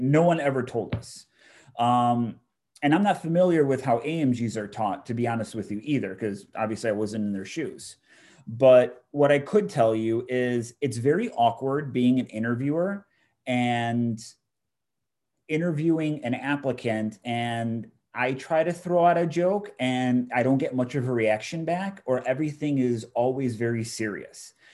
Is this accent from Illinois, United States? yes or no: yes; Chicago, Illinois, United States; born and raised in Chicago